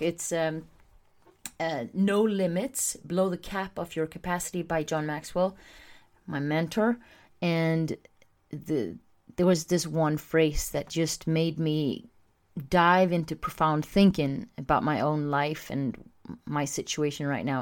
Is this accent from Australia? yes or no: no; Sweden; I'm from Sweden